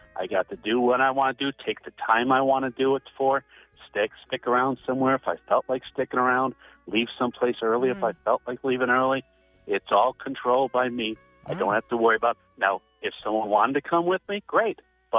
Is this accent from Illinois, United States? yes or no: yes; Chicago, Illinois, United States; Yeah, I'm from Chicago.